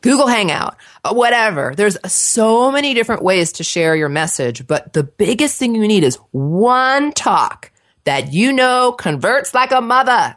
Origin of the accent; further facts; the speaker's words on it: Los Angeles, California, United States; accent: Valley girl; moved away as an adult; also born or lived in New Jersey; now in Portland, United States; I was actually born in New Jersey, transplanted to Los Angeles, so I was raised in Southern California by two New Yorkers